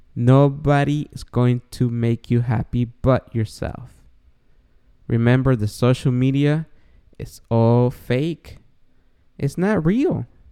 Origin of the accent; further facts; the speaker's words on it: Guatemala; English is a second language; moved away; So if this short Guatemalan was able to quit drinking, the star of podcasts, even though I have an accent